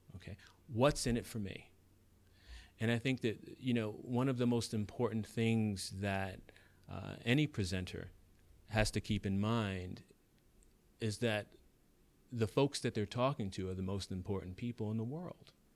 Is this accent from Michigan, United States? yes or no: no; New York City, New York, United States; that kid growing up in the South Bronx, um, who didn't have anything